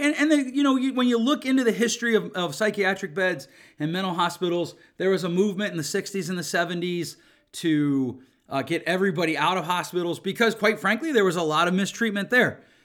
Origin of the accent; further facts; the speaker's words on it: Grand Rapids, Michigan, United States; my hometown of Grand Rapids